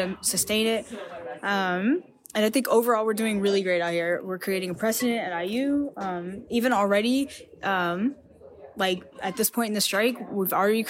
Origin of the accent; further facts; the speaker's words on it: Kentucky, United States; moved away as an adult; now in Bloomington, United States; I'm from Kentucky, which is, you know, a coal state.